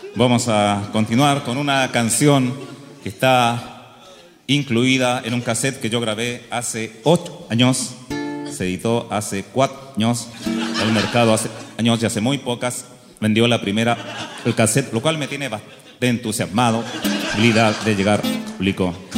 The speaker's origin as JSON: {"language": "Spanish", "country": "Chile", "said": "los chilenos somos así soñadores"}